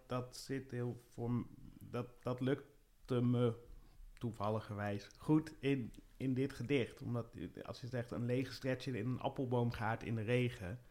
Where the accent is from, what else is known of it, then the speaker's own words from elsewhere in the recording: IJsbrechtum, Friesland, Netherlands; moved away; in Friesland, waar ik ben opgegroeid.